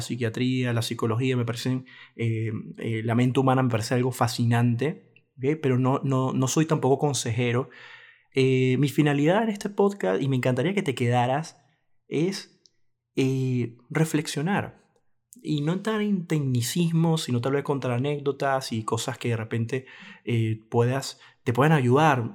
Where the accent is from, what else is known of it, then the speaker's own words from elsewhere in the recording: Venezuela; mi país Venezuela